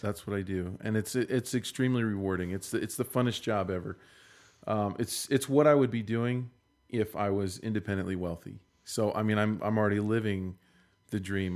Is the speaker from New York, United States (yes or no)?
no; Maryland, United States; also born or lived in Fresno, California; now in Utah, United States; I'm from Maryland.